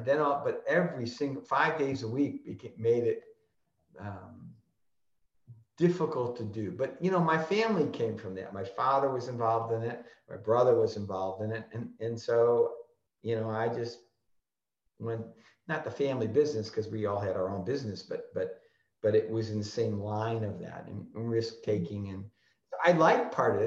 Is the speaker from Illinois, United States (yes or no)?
yes; Chicago, Illinois, United States; I grew up in Chicago and, and, worked and lived in Chicago all my life